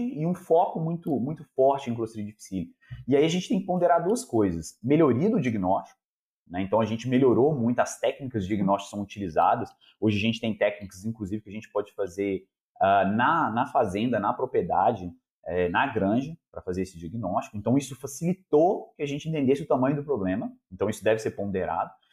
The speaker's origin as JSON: {"language": "Portuguese", "town": "Belo Horizonte", "region": "Minas Gerais", "country": "Brazil", "also_born_or_lived": "Copenhagen, Denmark", "said": "eu sou aqui de Belo Horizonte mesmo"}